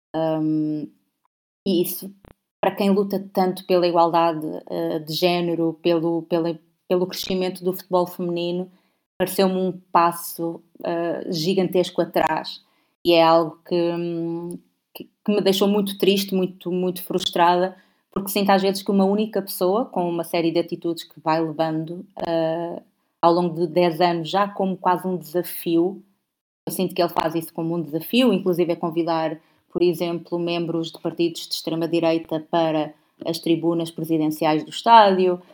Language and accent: Portuguese; Portugal; eu sou portuguesa